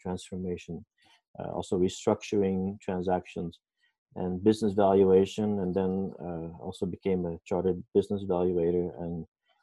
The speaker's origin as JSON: {"language": "English", "country": "Curaçao", "tie": "born or raised there", "moved": "yes", "said": "I was born in Curaçao, the Netherlands Antilles."}